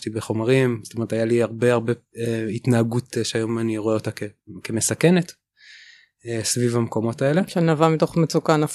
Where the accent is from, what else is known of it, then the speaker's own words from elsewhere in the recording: West Bank, Israel; born there; אני נולדתי בגוש עציון